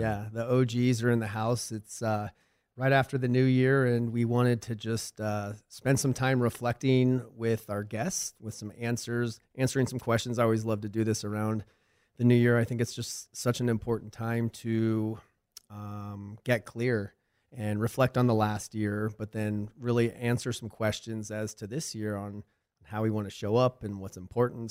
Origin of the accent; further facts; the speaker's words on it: Arizona, United States; moved away as an adult; I had a pretty decent following back in Arizona.